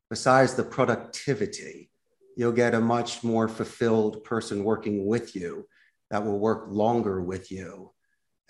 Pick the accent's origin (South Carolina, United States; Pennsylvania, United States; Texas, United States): Pennsylvania, United States; Philadelphia; moved away as an adult; also born or lived in Arizona; now in Costa Rica; When I was growing up in Northeast Philadelphia